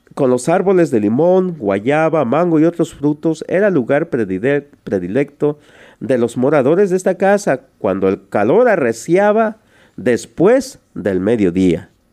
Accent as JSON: {"language": "Spanish", "town": "Tlaltizapán", "region": "Morelos", "country": "Mexico", "tie": "born or raised there", "said": "yo nací en un pueblo que se llama Tlaltizapán, en el estado de Morelos, esto es en México. De allí soy originario."}